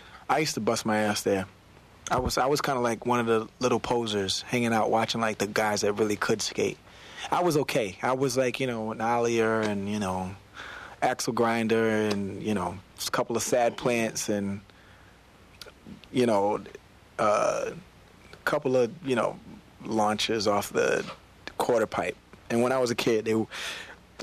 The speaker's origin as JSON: {"language": "English", "town": "Virginia Beach", "region": "Virginia", "country": "United States", "tie": "born or raised there", "said": "I was from Virginia Beach, Virginia"}